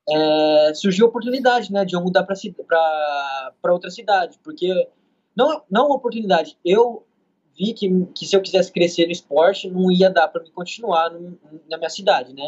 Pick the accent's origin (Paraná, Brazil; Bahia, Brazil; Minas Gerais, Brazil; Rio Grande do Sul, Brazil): Paraná, Brazil; Andirá; moved away as an adult; also born or lived in São Paulo; now in New York, United States; cidade natal, aqui em Andirá, Paraná